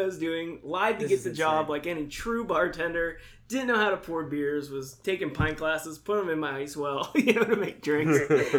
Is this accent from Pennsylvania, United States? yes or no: yes; Indiana, Pennsylvania, United States; moved away; got a job at an Elks Lodge back in my hometown, back Indiana, Pennsylvania.